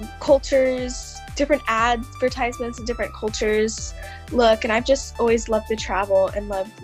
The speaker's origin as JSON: {"language": "English", "region": "Missouri", "country": "United States", "said": "I am from Missouri, and I live in a rural area."}